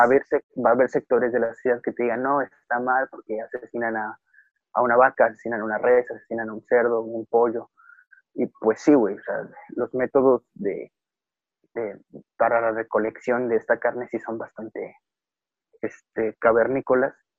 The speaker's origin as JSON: {"language": "Spanish", "country": "Mexico", "said": "como sociedad mexicana"}